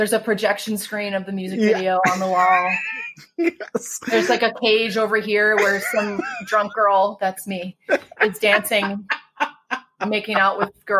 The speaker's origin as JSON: {"language": "English", "town": "Green Bay", "region": "Wisconsin", "country": "United States", "tie": "born or raised there", "said": "I grew up in Green Bay, Wisconsin."}